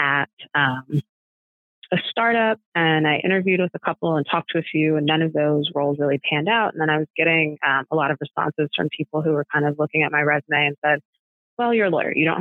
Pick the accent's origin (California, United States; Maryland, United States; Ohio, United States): Maryland, United States; now in Washington, D.C., United States; I'm from Maryland, right outside of DC.